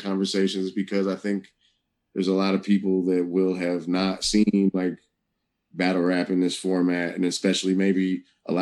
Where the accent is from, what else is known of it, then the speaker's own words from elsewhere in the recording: Oakland, California, United States; growing up in the Bay Area and Oakland